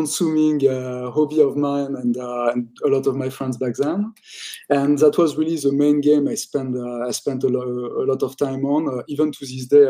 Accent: Paris, Île-de-France, France; moved away as an adult; also born or lived in United States / Japan; now in London, United Kingdom; I was born and raised in Paris

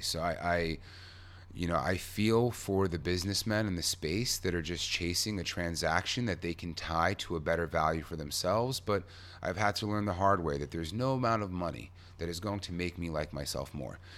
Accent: New York, United States; I'm a New Yorker.

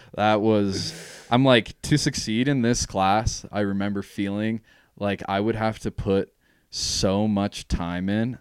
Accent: Jackson, Wyoming, United States; born and raised in Jackson.

